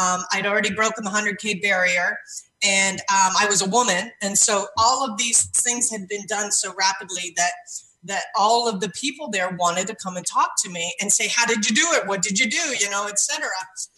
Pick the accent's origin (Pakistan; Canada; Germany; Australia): Canada; Yeah, I'm Canadian, and Canadians apparently too.